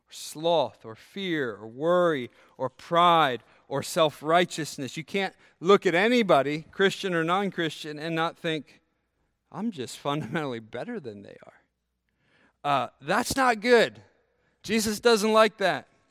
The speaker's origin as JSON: {"language": "English", "country": "United States", "tie": "born or raised there", "said": "So I grew up near Maryland"}